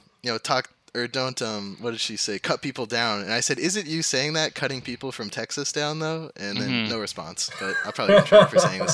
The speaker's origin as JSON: {"language": "English", "region": "Ontario", "country": "Canada", "tie": "born or raised there", "moved": "yes", "lives_now": "Halifax, Canada", "said": "growing up in Ontario"}